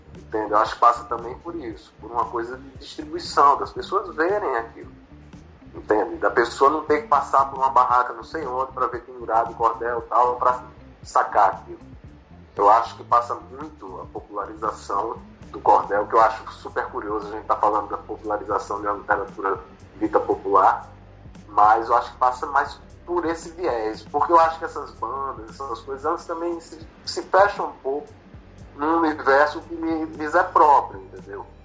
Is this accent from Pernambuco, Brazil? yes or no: yes; Recife, Pernambuco, Brazil; moved away as an adult; also born or lived in Natal; now in Rio de Janeiro, Brazil; sou de Recife, nasci em Natal, mas fui criado no Recife. E vim para o Rio aos 30 anos